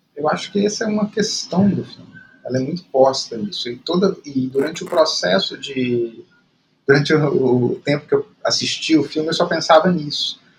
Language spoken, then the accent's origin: Portuguese; Belo Horizonte, Minas Gerais, Brazil; eu cresci em Belo Horizonte